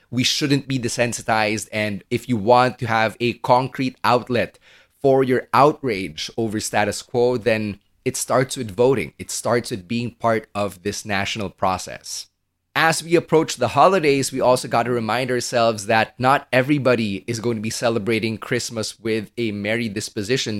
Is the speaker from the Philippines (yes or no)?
yes; Philippines; Chinese Filipino like me